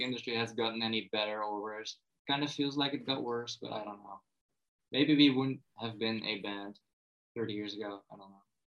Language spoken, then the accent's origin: English; Netherlands; as a Dutchman